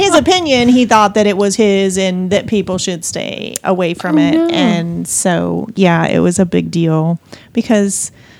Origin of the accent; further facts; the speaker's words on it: Montana, United States; moved away; y'all know I'm from Montana, right?